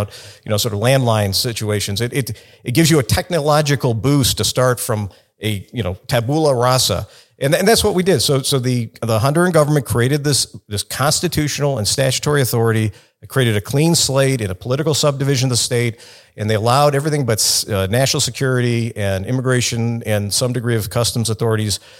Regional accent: Chicago, Illinois, United States; I grew up in Chicago, in the city

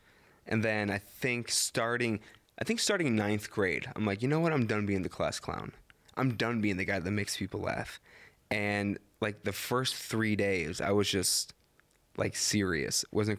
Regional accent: Illinois, United States; we're from Illinois.

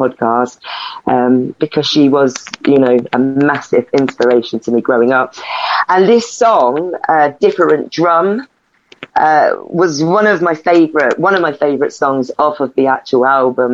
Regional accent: Stevenage, East of England, United Kingdom; my hometown in Stevenage

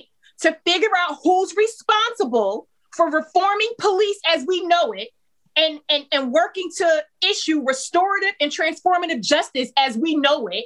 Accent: Hillside, New Jersey, United States; the city that I grew up in Hillside, New Jersey.

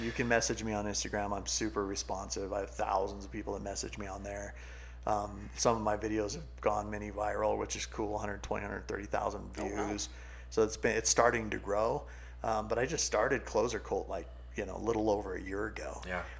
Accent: California, United States; also born or lived in New Mexico; now in Utah, United States; I grew up in California beach community or beach you know environment.

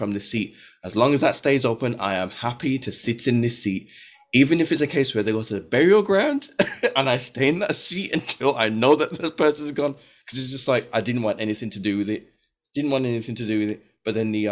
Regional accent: Birmingham, West Midlands, United Kingdom; in the church I was growing up in Birmingham

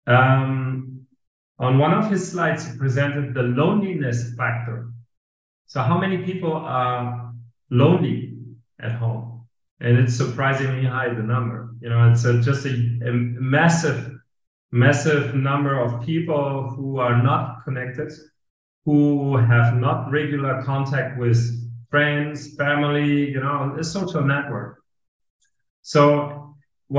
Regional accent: Hamburg, Germany; English is a second language; moved away as an adult; also born or lived in Madrid, Spain; now in Lisbon, Portugal; I didn't knew anybody in Hamburg, my hometown, from the industry

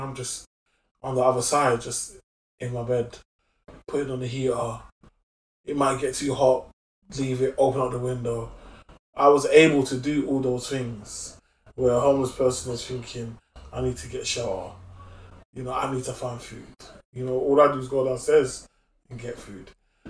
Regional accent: Brixton, London, United Kingdom; Yes, so I was born in Moorland Estate

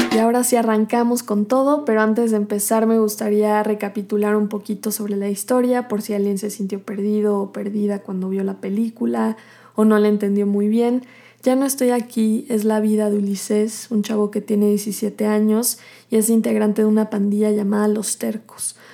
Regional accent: Mexico

